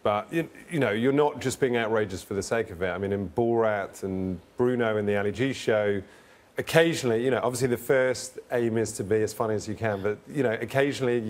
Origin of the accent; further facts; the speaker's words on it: London, United Kingdom; when I grew up in London, you know, in a suburb of London